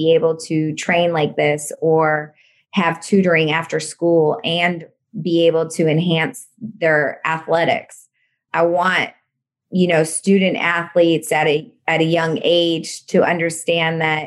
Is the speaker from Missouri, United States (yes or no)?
yes; St. Louis, Missouri, United States; I grew up in St. Louis